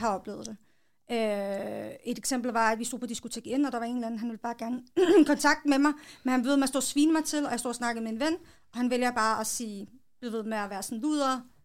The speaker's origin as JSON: {"language": "Danish", "town": "Hillerød", "region": "Capital Region of Denmark", "country": "Denmark", "tie": "born or raised there", "said": "Jeg er født og opvokset i Hillerød, fireogtredive"}